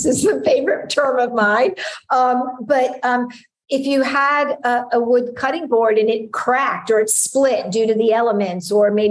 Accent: United States; moved away as an adult; also born or lived in Hungary; I'm American

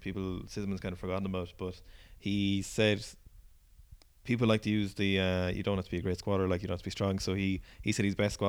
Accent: Wales, United Kingdom; I'm from Wales.

